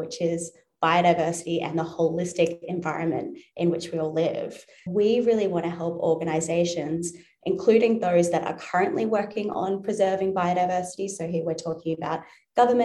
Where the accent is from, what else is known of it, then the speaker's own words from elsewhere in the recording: Newcastle, New South Wales, Australia; now in Sydney, Australia; I grew up in Newcastle, New South Wales on the coast. So I'm currently based in Sydney, about 2 hours north